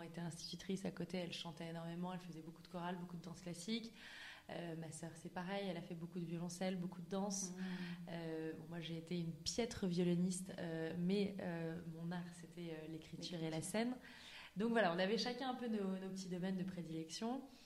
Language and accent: French; Auvergne-Rhône-Alpes, France; moved away as an adult; also born or lived in United States; j'ai grandi en Auvergne